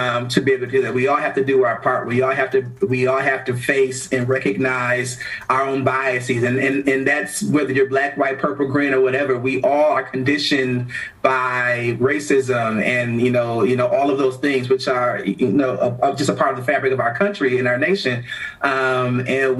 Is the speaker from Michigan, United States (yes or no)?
no; Milwaukee, Wisconsin, United States; I happen to be a young Black man that was born and raised in the heart of the city, you know, in the hood, and then, you know, in a predominantly, Black neighborhood in Milwaukee